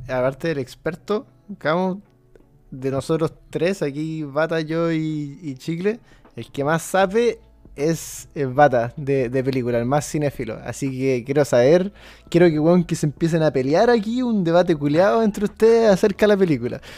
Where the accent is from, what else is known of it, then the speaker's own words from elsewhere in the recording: Chile; nosotros que somos chilenos